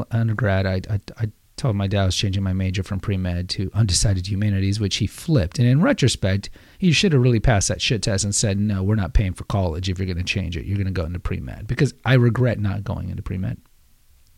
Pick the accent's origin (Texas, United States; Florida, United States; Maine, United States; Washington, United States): Texas, United States; Houston; As a kid growing up in Houston